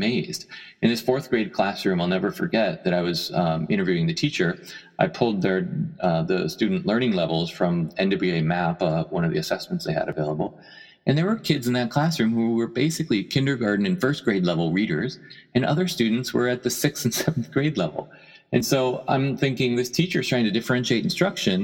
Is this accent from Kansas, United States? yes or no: no; Erie, Pennsylvania, United States; also born or lived in Chicago; now in San Francisco, United States; I grew up in Erie, Pennsylvania